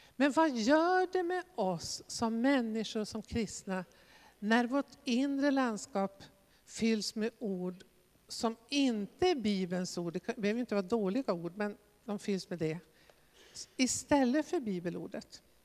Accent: Västerbotten County, Sweden; jag kommer ju själv från Västerbotten

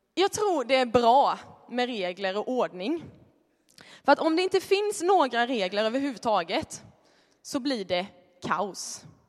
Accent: Småland, Sweden; moved away; Jag är från Småland, det kanske hörs.

